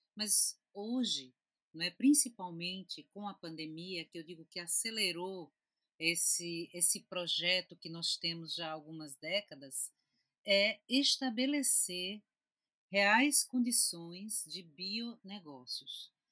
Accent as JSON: {"language": "Portuguese", "town": "Recife", "region": "Pernambuco", "country": "Brazil", "said": "eu sou de Recife, Pernambuco"}